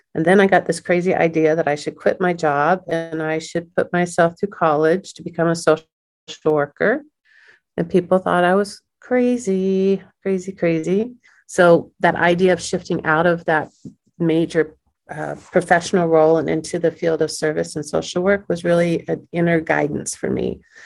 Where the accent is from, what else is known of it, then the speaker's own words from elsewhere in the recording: Kansas City, United States; Born and raised in Kansas City